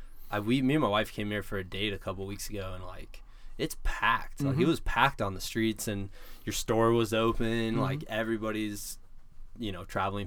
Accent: Iowa, United States; moved away; I'm from Iowa, man.

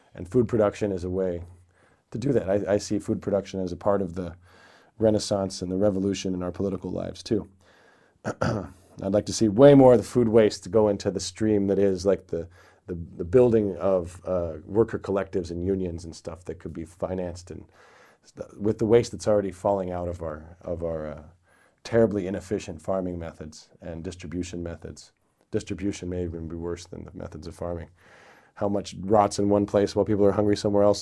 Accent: near Ashland, Eugene, Oregon, United States; I grew up near Ashland, Oregon, Eugene, Oregon

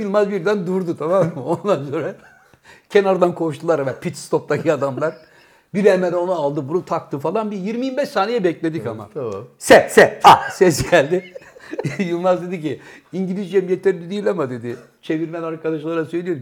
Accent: Bursa, Turkey; born or raised there; also born or lived in Trabzon

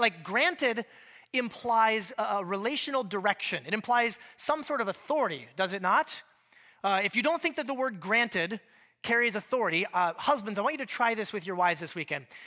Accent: Alaska, United States; moved away; I grew up in Alaska

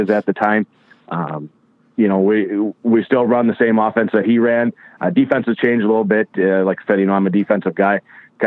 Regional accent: Westby, Wisconsin, United States; moved away as an adult; also born or lived in Stevens Point, Wisconsin; I grew up in Westby, Wisconsin, which is a town little town south of La Crosse, Wisconsin

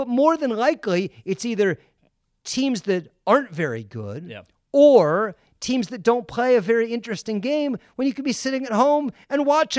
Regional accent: West Coast, United States; I grew up on the West Coast. NFL football starts at 10 a.m.

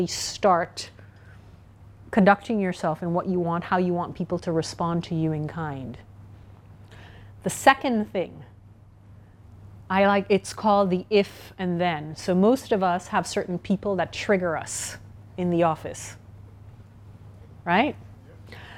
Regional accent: Trinidad & Tobago; I'm from the Caribbean, Trinidad and Tobago.

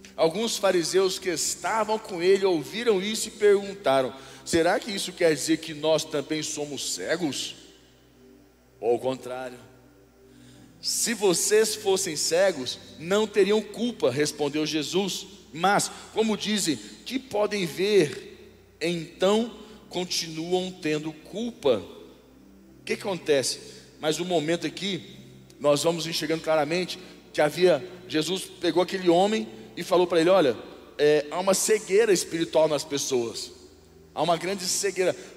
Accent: Brazil; eu sou brasileiro, até a morte

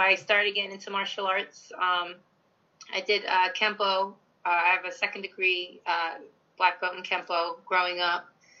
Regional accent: Providence, Rhode Island, United States; Well, my story begins in Providence, Rhode Island. Yeah. Washington Park.

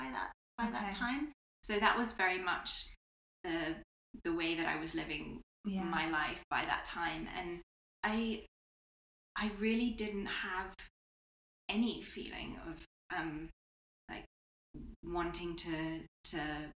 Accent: United Kingdom; now in Spain; I'm British as well

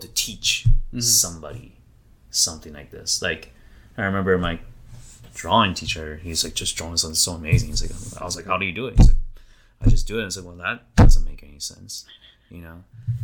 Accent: Idaho, United States; I grew up in Idaho

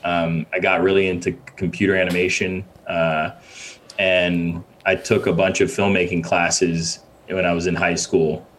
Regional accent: Ghana; also born or lived in Windsor, Connecticut, United States / Boston, United States; now in New York, United States; I was born in Ghana, in West Africa. Uh, uh, moved to from Ghana to Windsor, Connecticut, uh, uh early '90s, or no, no, actually late 90s is when we moved

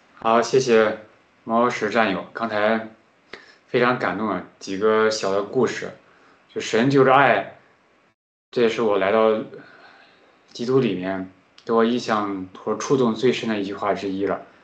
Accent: Henan, China; accent: Henan dialect; 我自己说话，有时候会有这种河南方言，就是方言就说话会比较快嘛

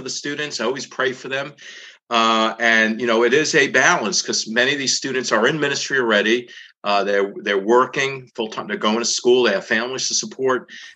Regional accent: New York City, New York, United States; now in Dallas, United States; since I grew up in the Northeast, in the New York City area

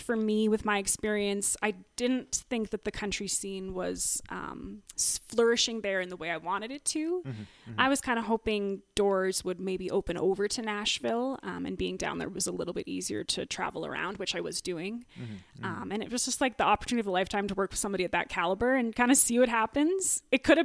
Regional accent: Calgary, Alberta, Canada; also born or lived in Los Angeles; I'm born and raised here in Calgary, actually not too far away from here. I grew up in Sundance.

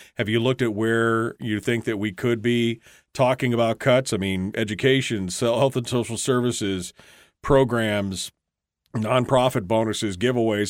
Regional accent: Alaska, United States; I'm only third generation, but my, my family's been here since nineteen sixteen

